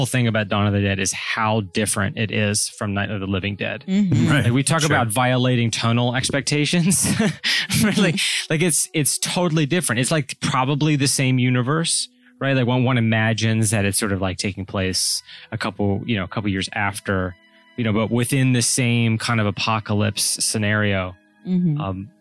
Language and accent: English; United States